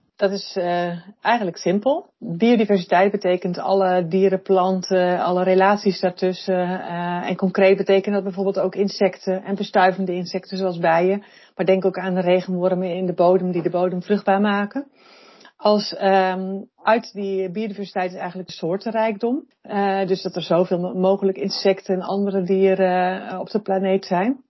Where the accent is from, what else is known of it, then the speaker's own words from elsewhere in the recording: Netherlands; we als Nederlanders